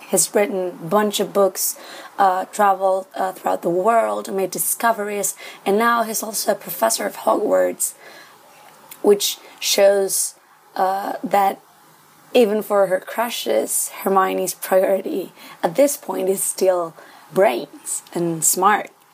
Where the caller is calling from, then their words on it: Santiago, Santiago Metropolitan Region, Chile; I'm calling from Santiago, Chile